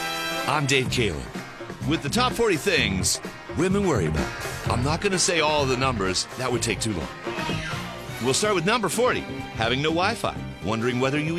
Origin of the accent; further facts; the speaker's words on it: Pittsburgh, Pennsylvania, United States; I'm from Pittsburgh.